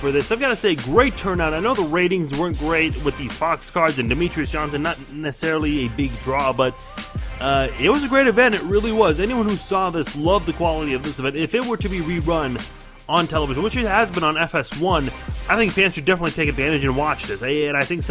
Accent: Iran; now in United States; I'm from Iran. My parents and my brother and I are the only ones who are in the United States out of everyone else in our family.

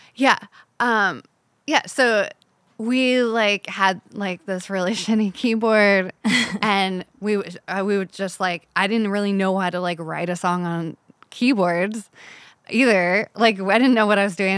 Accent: Agua Dulce, California, United States; I grew up in Agua Dulce, oh, which okay. is like this cute little country town, desert town

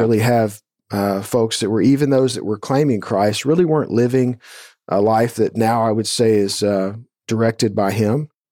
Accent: Atascocita, Texas, United States; I grew up in Atascocita here, which is northeast of Houston, just a suburb

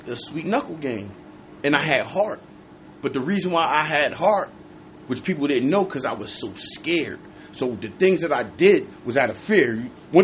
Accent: New Jersey, United States; I'm from Jersey

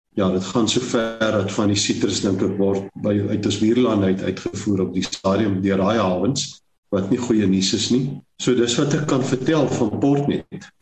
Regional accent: Springbok, Northern Cape, South Africa; moved away as an adult; also born or lived in Stellenbosch / Saldanha / Walvis Bay; ek het groot geword in Springbok, gebore groot geword in Namakolander

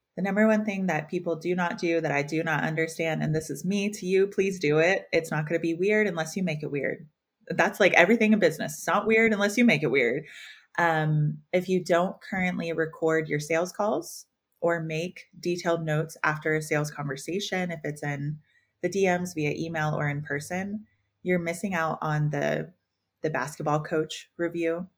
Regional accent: the South, United States; We're all from the South.

